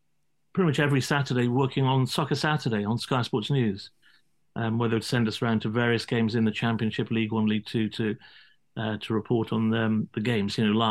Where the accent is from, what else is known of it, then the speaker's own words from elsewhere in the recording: Cardiff, Wales, United Kingdom; lifelong Cardiff fan and Cardiff rugby fan, because I'm from Cardiff